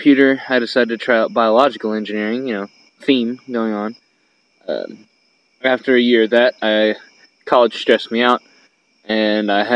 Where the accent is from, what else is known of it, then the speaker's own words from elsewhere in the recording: a small Arkansas town, United States; also born or lived in Houston, Texas; now in Fayetteville, United States; I was originally from Houston, Texas, but raised most of my life in a small Arkansas town